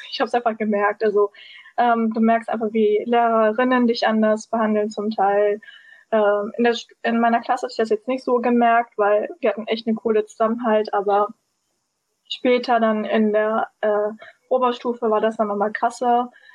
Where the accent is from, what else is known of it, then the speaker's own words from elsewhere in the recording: Berlin, Germany; aus Berlin und bin auch Berlinerin